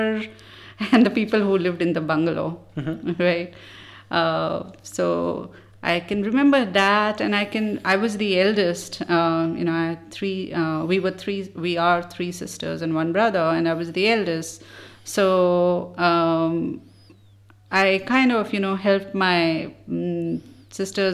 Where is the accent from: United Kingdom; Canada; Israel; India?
India; Delhi; also born or lived in Hyderabad, India; I was born in Hyderabad. Which is in southern India. And then we moved to Delhi when I was in class 3. And the rest of the time, basically I grew up in Delhi.